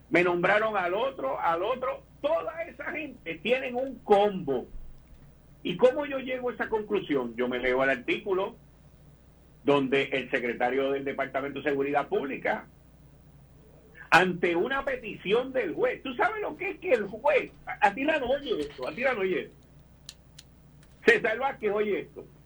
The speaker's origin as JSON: {"language": "Spanish", "country": "Puerto Rico", "said": "nosotros somos tan acomplejados como puertorriqueños"}